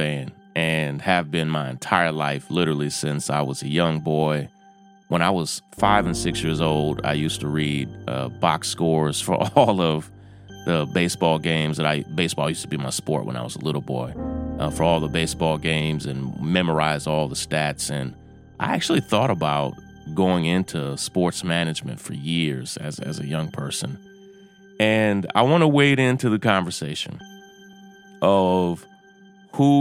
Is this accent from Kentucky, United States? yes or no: yes; right outside of Lexington, Kentucky, United States; I grew up right outside of Lexington, Kentucky, where college basketball is everything